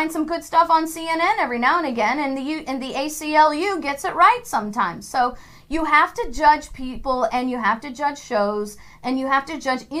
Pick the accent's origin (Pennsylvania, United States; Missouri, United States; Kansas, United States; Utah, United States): Missouri, United States; I say guys because I'm from Missouri and that means men and women.